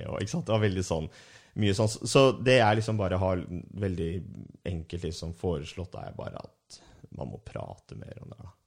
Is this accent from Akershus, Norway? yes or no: yes; Ski, Akershus, Norway; i Ski, så sånn der jeg er fra